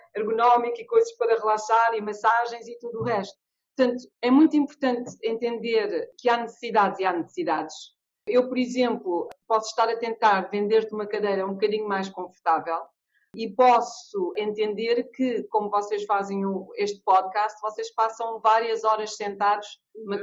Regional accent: Portugal; moved away as an adult; also born or lived in Angola / London, United Kingdom; eu sou portuguesa, angolana, eh, vivi em Portugal até aos meus 18 eh, anos e passei 25 anos em Londres

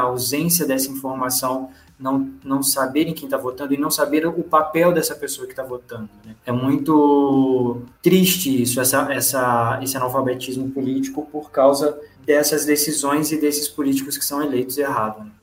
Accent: Juiz de Fora, Minas Gerais, Brazil; Eu vim de um bairro chamado Olavo Costa, que é a periferia da cidade

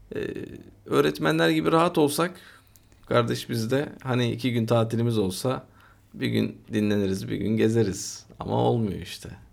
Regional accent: Istanbul, Turkey; buradayız işte burada doğduk büyüdük

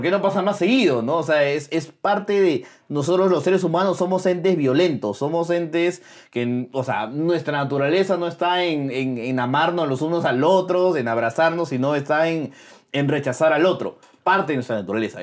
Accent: Peru; como peruanos

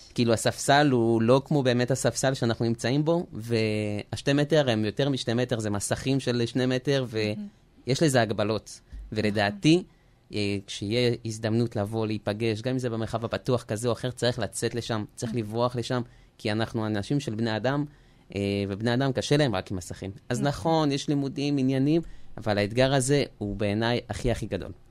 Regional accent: Israel; also born or lived in France; נולדתי בצרפת ובגיל עשר עליתי ארצה עם המשפחה

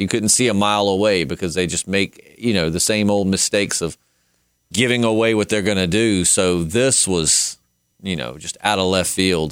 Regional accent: the South, Virginia, United States; because we're from the South and we know they're in Virginia, which is where we're located

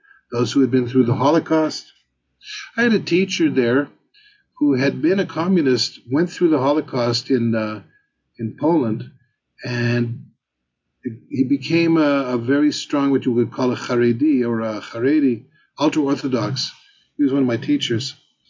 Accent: Montreal, Quebec, Canada; moved away; also born or lived in Israel; as I was growing up in Montreal

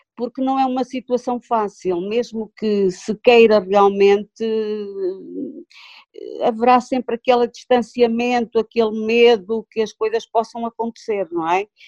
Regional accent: Tabuaço, Norte, Portugal; eu sou do Cato Tabuaço

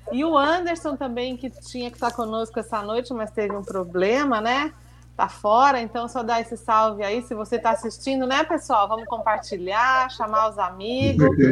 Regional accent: Brazil; como brasileira

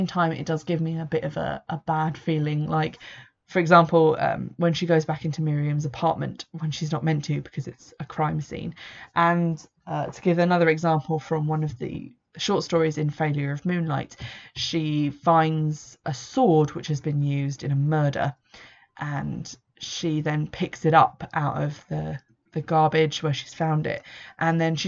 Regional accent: England, United Kingdom; an English person who's into paganism

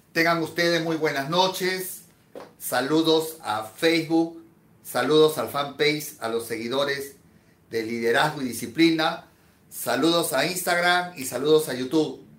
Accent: Peru; En mi país, en Perú

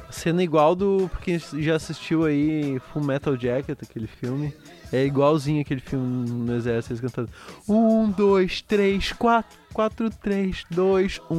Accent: Alvorada, Rio Grande do Sul, Brazil; Porque eu também sou de um bairro de Alvorada.

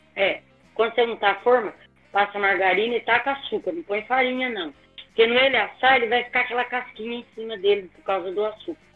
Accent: Minas Gerais, Brazil; Eu sou mineira, imagina, criada em Minas, tudo

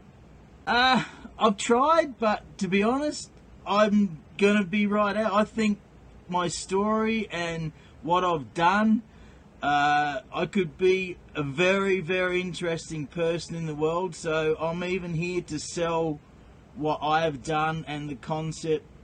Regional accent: South Australia, Australia; moved away as an adult; now in Edmonton, Canada; I've been in Canada since 1998. I'm from South Australia

